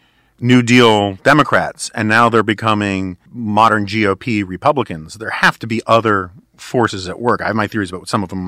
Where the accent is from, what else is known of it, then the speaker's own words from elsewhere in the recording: New York, United States; now in Washington, D.C., United States; I grew up on the Upper West Side of Manhattan.